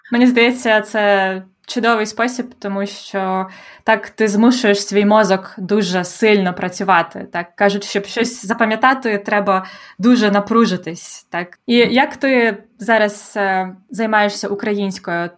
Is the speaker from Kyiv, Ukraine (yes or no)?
no; Polonne, Khmelnytskyi Oblast, Ukraine; Моє рідне місто полонне на Хмельниччині